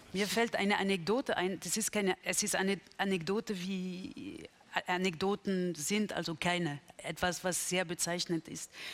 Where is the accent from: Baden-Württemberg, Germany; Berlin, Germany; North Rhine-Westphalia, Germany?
Berlin, Germany; für mich als Berlinerin